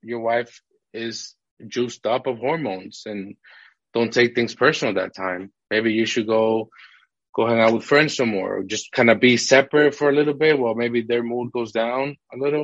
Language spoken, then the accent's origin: English; Massachusetts, United States; moved away as an adult; now in Houston, United States; the city we grew up in Massachusetts, it was a rough city